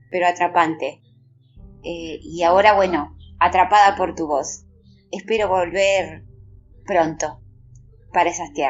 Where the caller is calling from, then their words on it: Argentina; de Argentina Siempre me sentí atrapada por Escocia desde pequeña